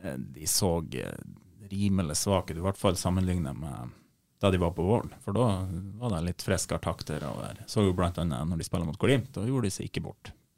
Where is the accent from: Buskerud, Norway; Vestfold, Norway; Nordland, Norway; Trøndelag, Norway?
Nordland, Norway; Leirfjord; jeg er jo fra Leirfjorden